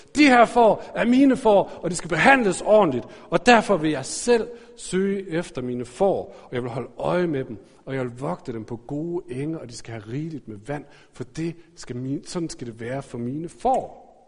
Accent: Aarhus, Central Denmark Region, Denmark; jeg er vokset op i Aarhus.

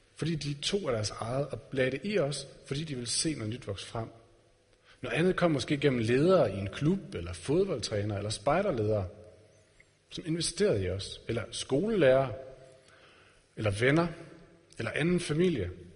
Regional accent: Denmark

